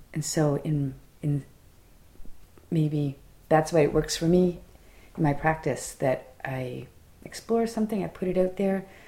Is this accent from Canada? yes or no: yes; Fredericton, New Brunswick, Canada; an instructor at a college in my hometown